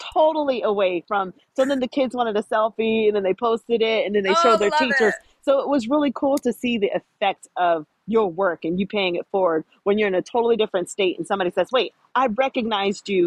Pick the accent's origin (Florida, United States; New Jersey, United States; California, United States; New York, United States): Florida, United States; I'm from Florida